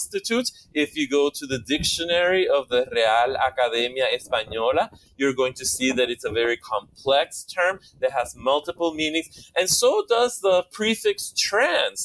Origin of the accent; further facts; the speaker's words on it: Puerto Rico; moved away as an adult; also born or lived in New Jersey; I was raised bilingual in Puerto Rico